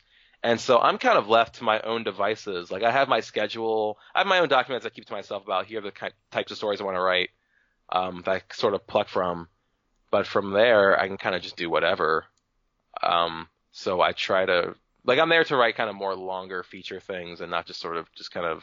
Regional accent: New Jersey, United States; moved away; I'm from New Jersey.

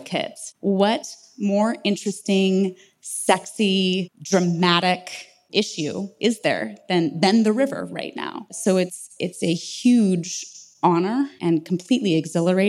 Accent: San Diego, California, United States; now in Los Angeles, United States; I grew up in San Diego.

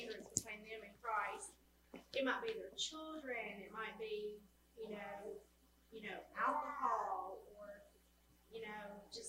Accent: United States; we're American

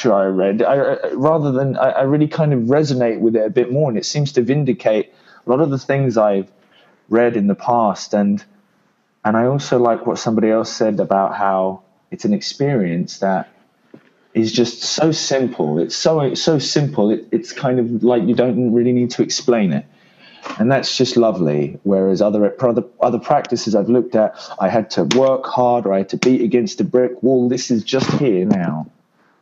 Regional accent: London, United Kingdom; now in Italy; I am from London originally, but I'm currently living in Italy.

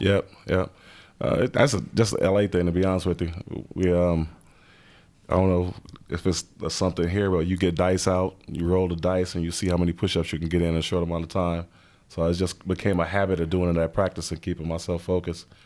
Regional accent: Los Angeles, California, United States; moved away as an adult; also born or lived in Cincinnati; I grew up in South Central, uh, L

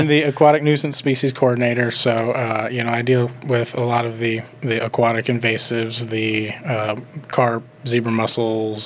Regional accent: Iowa, United States; moved away as an adult; also born or lived in Florida; now in Tennessee, United States; I grew up in Iowa

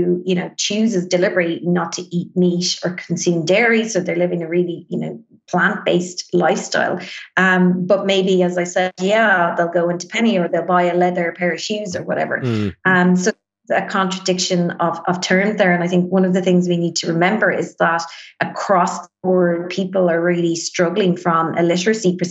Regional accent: Ireland; we as Irish people really have kind of grown up in this consumerist society

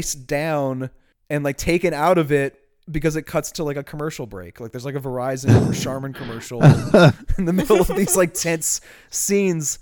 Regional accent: Chalmette, Louisiana, United States; accent: Chalmette; My Chalmette accent doesn't have quite the finesse that it needs

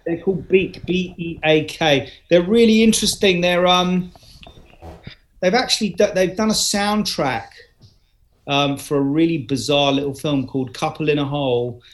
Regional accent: London, United Kingdom; also born or lived in Cambridge; I became a Londoner really from the age of twelve

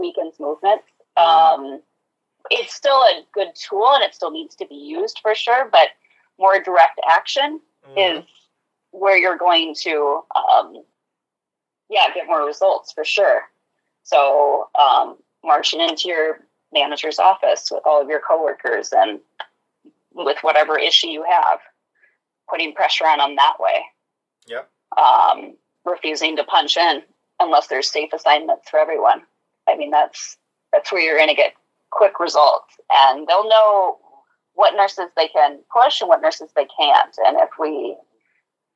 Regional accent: Sioux Falls, South Dakota, United States; now in Minnesota, United States; I'm actually from Sioux Falls.

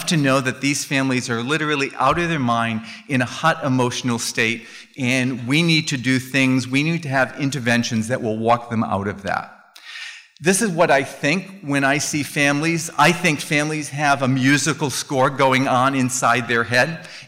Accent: Phoenix, Arizona, United States; I'm from Phoenix

